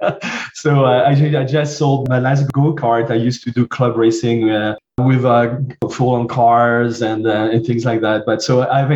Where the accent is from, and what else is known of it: southern France, France; born or raised there; accent: French; English is a second language; moved away